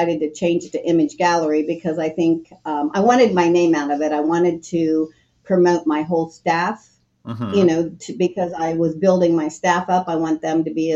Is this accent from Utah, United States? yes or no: no; Newark, Ohio, United States; I'm from Newark, Ohio, which is about 45 minutes due east of Columbus, Ohio.